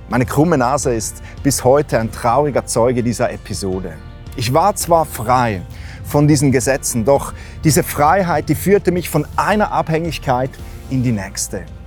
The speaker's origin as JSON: {"language": "German", "country": "Switzerland"}